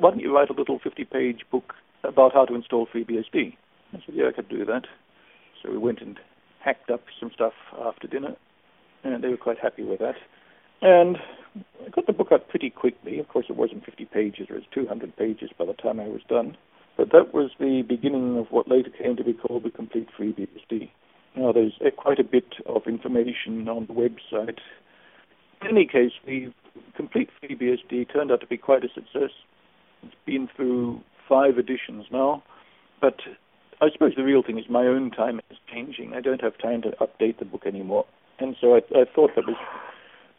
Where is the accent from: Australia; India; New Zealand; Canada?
Australia; moved away as an adult; also born or lived in Germany; I'm originally from Australia, but I moved to Germany in 1972. And didn't come back to Australia until 1997